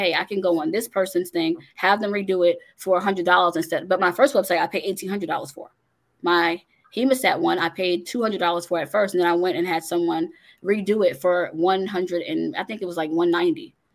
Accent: Long Island, New York, United States; I was born in New York on Long Island

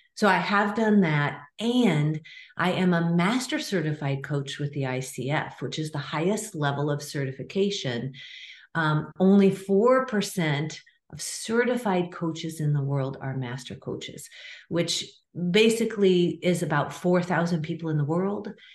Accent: Nebraska, United States; I grew up in a small town in the middle of Nebraska, 25,000 people.

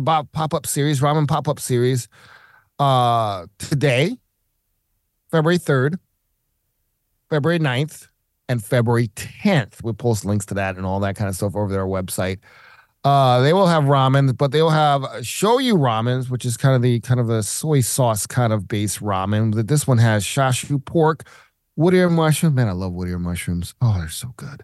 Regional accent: the South, United States; moved away; I'm from the South.

